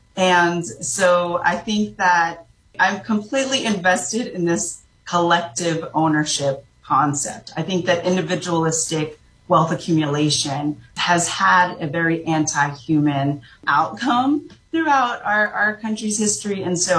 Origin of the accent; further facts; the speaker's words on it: Jamaica; I'm originally from Jamaica. My grandfather and my great-grandfather were both immigrants from China to Jamaica.